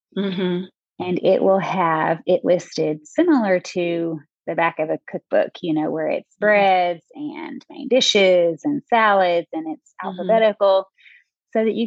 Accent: Texarkana, Arkansas, United States; also born or lived in Texas; I'm from Texarkana, which is a border city for Texas and Arkansas.

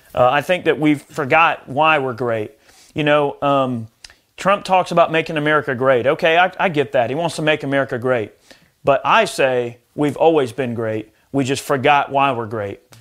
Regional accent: United States; as an American

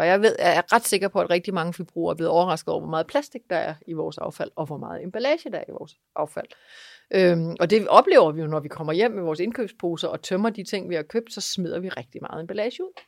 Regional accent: East Jutland, Central Denmark Region, Denmark; Jeg er vokset op på Husmandsted i Østjylland

